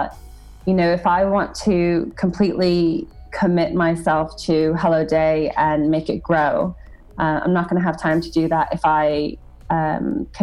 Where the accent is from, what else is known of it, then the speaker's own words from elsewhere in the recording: United States; moved away as an adult; I am American and I, you know, grew up in the United States. I've been away for over 12 years now